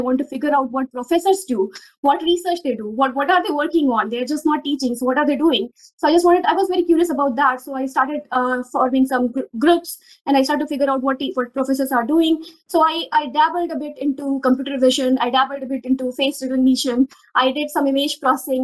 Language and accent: English; Rewa, Madhya Pradesh, India; I come from a very small town in Madhya Pradesh. I'm from Rewa, MP